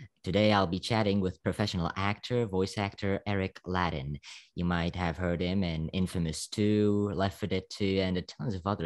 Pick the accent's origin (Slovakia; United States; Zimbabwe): Slovakia; English is a second language; I'm from Slovakia. You know, I think you can hear it on my accent.